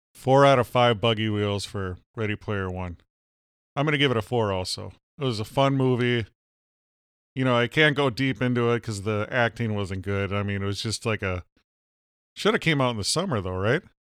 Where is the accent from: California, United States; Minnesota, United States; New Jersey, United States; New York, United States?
Minnesota, United States; I'm from Minnesota.